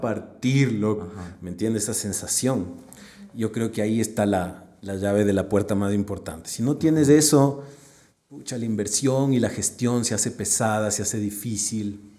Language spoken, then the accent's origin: Spanish; Ecuador; como ecuatoriano